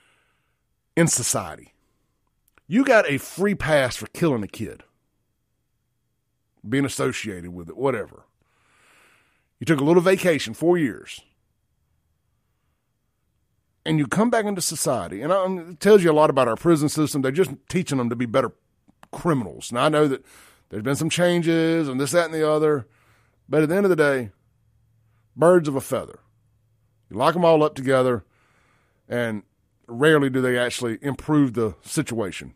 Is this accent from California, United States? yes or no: no; Jackson, Mississippi, United States; I'm from Jackson, Mississippi. This is how I talk.